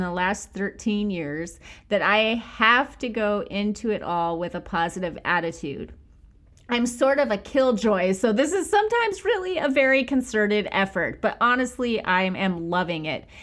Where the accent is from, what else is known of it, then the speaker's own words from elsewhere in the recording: Bakersfield, California, United States; I'm from Bakersfield, where it feels like a million degrees